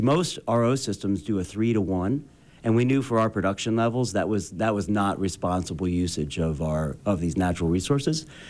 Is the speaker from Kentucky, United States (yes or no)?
yes; Eastern Kentucky, United States; also born or lived in Boston; now in Utah, United States; I'm from Eastern Kentucky